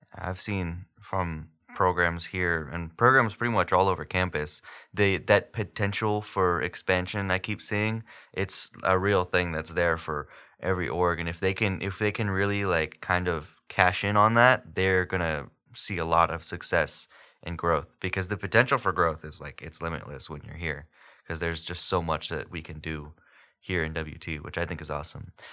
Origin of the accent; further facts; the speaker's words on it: Houston, Texas, United States; moved away; I'm from Houston, so it's like this massive city